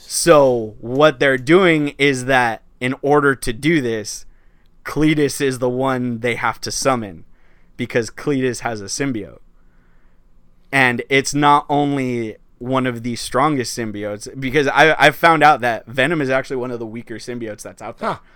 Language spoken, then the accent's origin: English; Los Angeles, California, United States; I'm from East L